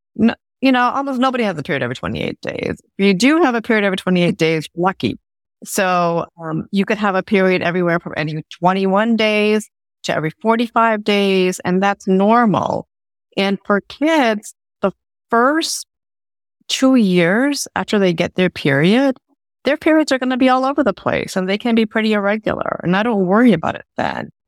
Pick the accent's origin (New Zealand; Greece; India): India; moved away; I'm from India originally, South Asian